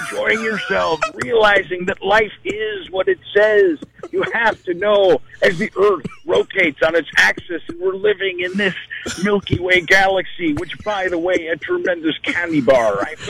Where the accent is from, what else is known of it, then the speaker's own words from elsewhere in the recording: Waukesha, Wisconsin, United States; moved away; also born or lived in Elmwood Park, Illinois; I grew up, I was born actually in Elmwood Park, Illinois, right outside of Chicago. But then I grew up in Waukesha, Wisconsin.